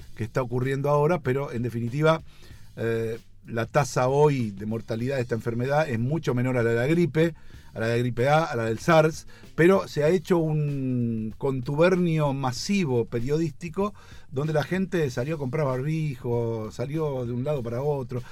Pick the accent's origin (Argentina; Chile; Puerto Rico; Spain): Argentina; nosotros no somos España, somos Argentina, ni siquiera somos México, somos Argentina